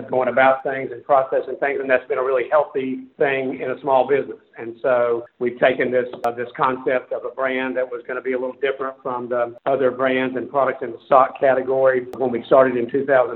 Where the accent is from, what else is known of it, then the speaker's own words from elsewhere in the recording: North Carolina, United States; hosiery/sock manufacturing business based there in North Carolina, in my hometown